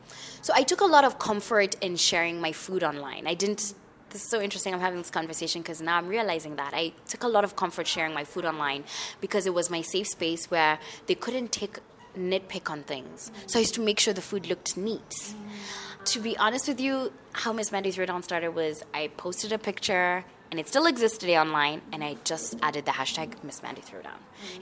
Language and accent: English; Kenya; I am from Kenya, the 254, to be more specific. I currently reside in Nairobi. I really love it, despite the traffic and the potholes.